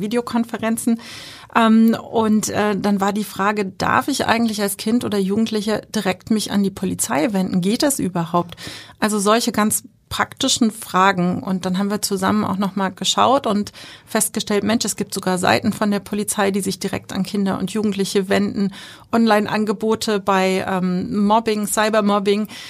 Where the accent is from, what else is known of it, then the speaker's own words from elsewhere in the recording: Germany; bei uns in Deutschland